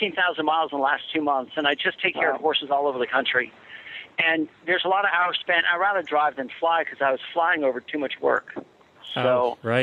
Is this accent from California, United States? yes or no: no; Chappaqua, New York, United States; moved away; the town that I went to, that I lived in my first 18 years of life. So everybody knows Reader's Digest from Chappaqua, New York